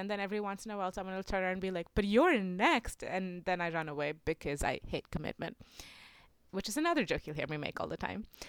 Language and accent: English; India; moved away as an adult; I'm international. I'm from India. I've lived here for the last five years.